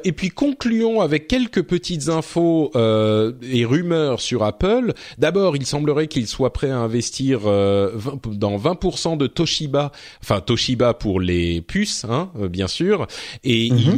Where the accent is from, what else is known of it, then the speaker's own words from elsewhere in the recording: France; chez nous en France